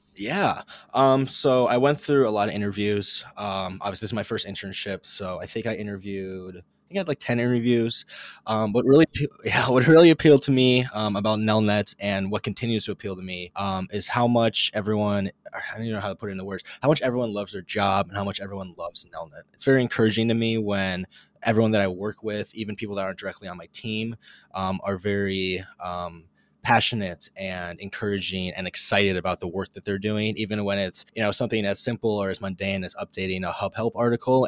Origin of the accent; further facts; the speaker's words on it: Eagan, Minnesota, United States; moved away as an adult; now in Lincoln, United States; I'm originally from Eagan, Minnesota, but now I go to school at the University of Nebraska